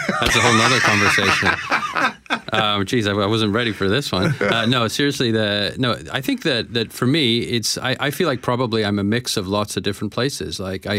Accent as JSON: {"language": "English", "country": "Canada", "also_born_or_lived": "Paris / Rome", "said": "Now, maybe that mix, maybe that's being Canadian as well."}